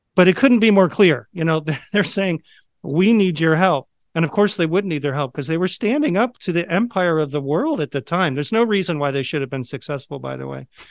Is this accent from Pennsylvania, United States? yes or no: yes; just outside of Philadelphia, Pennsylvania, United States; I grew up just outside of Philadelphia.